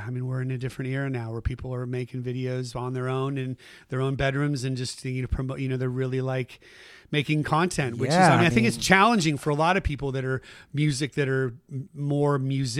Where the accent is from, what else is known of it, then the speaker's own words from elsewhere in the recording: Saratoga, California, United States; also born or lived in Bay Area; Saratoga is where I grew up.